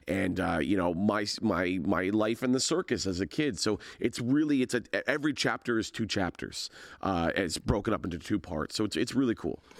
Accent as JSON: {"language": "English", "town": "Hamilton", "region": "Ontario", "country": "Canada", "tie": "born or raised there", "said": "it's about Hamilton, it's about growing up in Hamilton"}